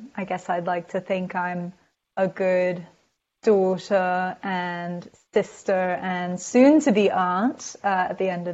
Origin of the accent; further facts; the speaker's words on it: London, United Kingdom; now in New York City, United States; I'm from London originally, but I've been in America, mostly New York City, for a very long time now, like 15